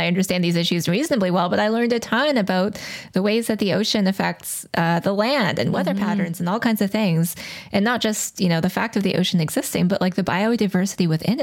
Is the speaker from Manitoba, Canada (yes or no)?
no; Calgary, Alberta, Canada; I was born in Calgary. My father and stepmom still live there and I've got lots of family there